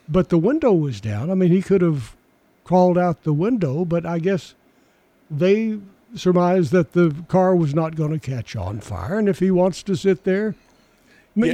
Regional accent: Murfreesboro, Tennessee, United States; this area pretty much all my since I was four years old, so pretty much all my life

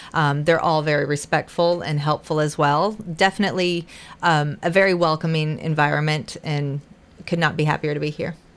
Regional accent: Western North Carolina, United States; moved away as an adult; also born or lived in Titusville, Florida / Georgia; now in Tennessee, United States; Western North Carolina where the uh, in the mountains, Appalachian Mountains, went to high school there

